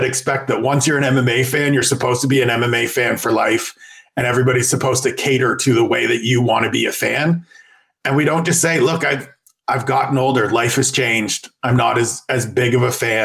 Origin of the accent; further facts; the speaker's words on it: Canada; as a Canadian.